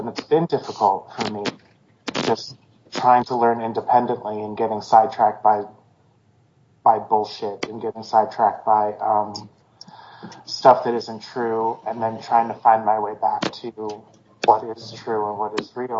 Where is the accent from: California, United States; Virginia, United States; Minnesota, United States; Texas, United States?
California, United States; San Diego; moved away as an adult; now in Oregon, United States; I grew up in San Diego, California, which is pretty affluent